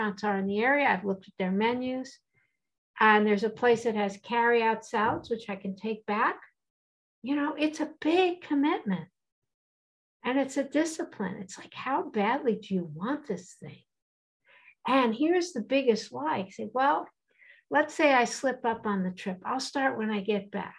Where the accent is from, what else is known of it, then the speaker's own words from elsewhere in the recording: East Coast, United States; I'm from the East Coast, and I was a trainer